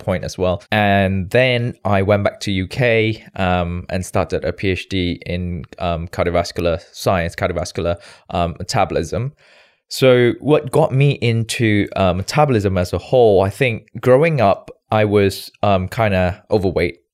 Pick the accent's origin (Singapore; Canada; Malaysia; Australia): Malaysia; moved away as an adult; also born or lived in United Kingdom / New York, United States / New Jersey, United States; born and bred in Malaysia